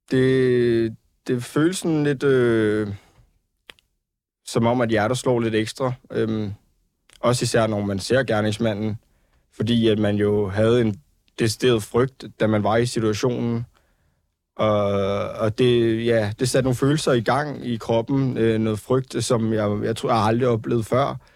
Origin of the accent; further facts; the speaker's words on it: Ballerup, Capital Region of Denmark, Denmark; jeg var ude og drikke nogle øl med nogle venner, øh, og også min kæreste i min hjemby, Ballerup, hvor man tænker, at det er en hjemby